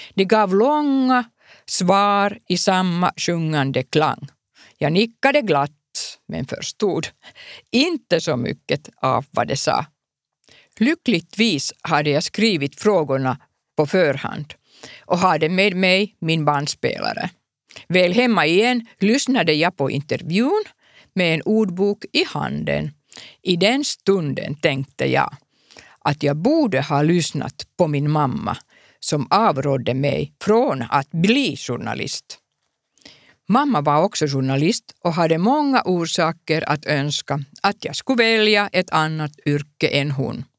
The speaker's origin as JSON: {"language": "Swedish", "country": "Finland", "second_language": "Swedish", "said": "jag är en finsk journalist"}